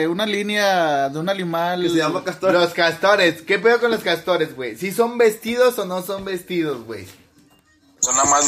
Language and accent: Spanish; Tijuana, Baja California, Mexico; Vengo de Tijuana, señor.